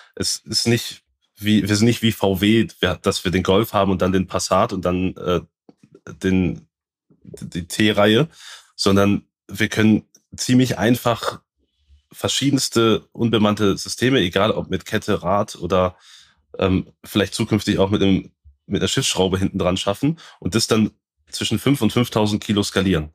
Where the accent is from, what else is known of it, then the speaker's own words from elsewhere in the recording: Baden-Württemberg, Germany; ich komme aus Südbaden